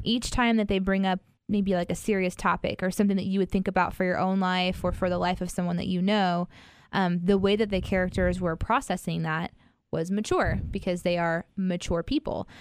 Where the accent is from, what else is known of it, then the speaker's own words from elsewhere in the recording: Midwest, United States; I'm from the Midwest